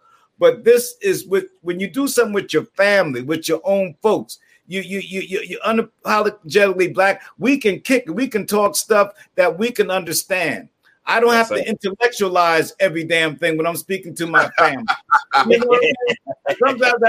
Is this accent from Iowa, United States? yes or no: no; Mount Vernon, New York, United States; also born or lived in Bronx, New York; now in Brooklyn, United States; born and raised in the great city of Mount Vernon, New York. I live in Brooklyn. I'm from the Bronx, but my soul is Harlem. I am so damn Harlem.